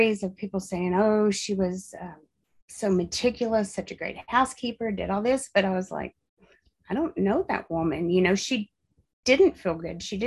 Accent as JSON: {"language": "English", "town": "Abilene", "region": "Texas", "country": "United States", "tie": "born or raised there", "also_born_or_lived": "Fort Worth, Texas / Tyler, Texas / Clyde, Texas"}